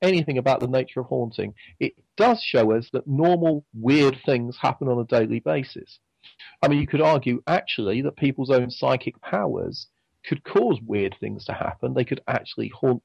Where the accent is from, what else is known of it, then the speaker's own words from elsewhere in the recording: England, United Kingdom; accent: English; my strange English accent